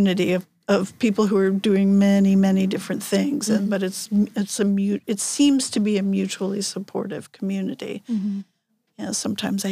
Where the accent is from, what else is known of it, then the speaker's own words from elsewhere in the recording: New York, United States; moved away as an adult; now in Seyðisfjörður, Iceland; I was born in New York and I have lived most of my life in New York, and worked in New York